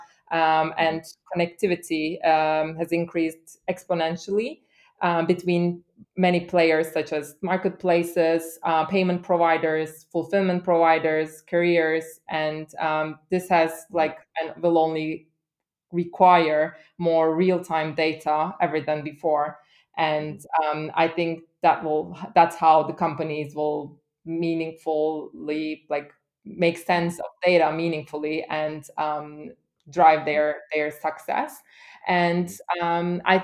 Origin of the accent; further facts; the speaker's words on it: Istanbul, Turkey; also born or lived in London, United Kingdom / Germany; now in Hamburg, Germany; I'm originally from Istanbul and have studied German and have been living in London for some time